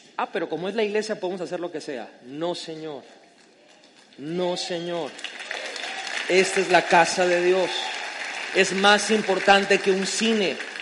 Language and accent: Spanish; Mexico; yo amo mi tierra de México, soy mexicano con todo el orgullo